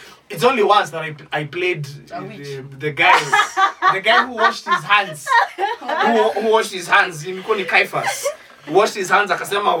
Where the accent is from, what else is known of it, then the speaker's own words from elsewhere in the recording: Isiolo, Isiolo County, Kenya; whenever I grew up in Isiolo, we were limited to exposure.